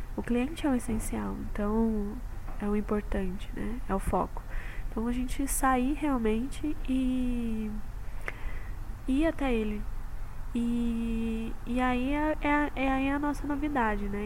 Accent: Jundiaí, São Paulo, Brazil; eu sou de Jundiaí

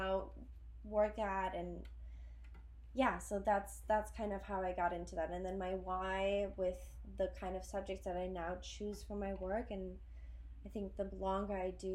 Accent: Berlin, Germany; moved away as an adult; also born or lived in Belgium; now in New York, United States; I'm originally from Berlin, Germany. I grew up in Berlin and in Belgium for a couple of years

